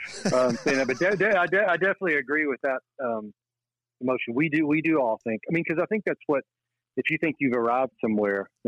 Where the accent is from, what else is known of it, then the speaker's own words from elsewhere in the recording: Danville, Kentucky, United States; Danville, Kentucky is where I'm from. So it's like a farm and factory town